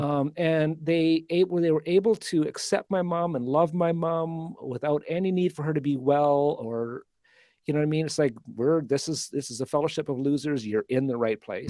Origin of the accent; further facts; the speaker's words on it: Calgary, Alberta, Canada; I was born in Alberta, in Calgary.